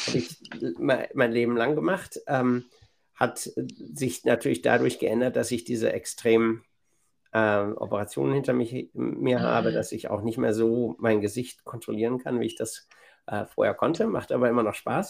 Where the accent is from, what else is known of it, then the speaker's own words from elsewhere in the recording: Bielefeld, North Rhine-Westphalia, Germany; moved away as an adult; also born or lived in Massachusetts, United States; now in Boston, United States; in meiner Heimatstadt Bielefeld